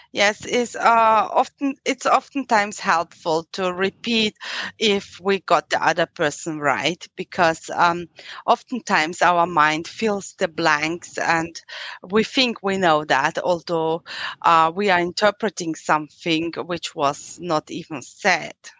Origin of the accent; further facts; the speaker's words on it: Austria; accent: European; English is a second language; I'm from Austria